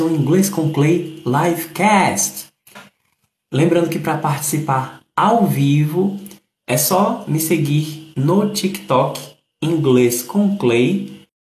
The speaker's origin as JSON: {"language": "Portuguese", "town": "Recife", "region": "Pernambuco", "country": "Brazil", "said": "Saudações recifenses. Kiko, tu és meu conterrâneo"}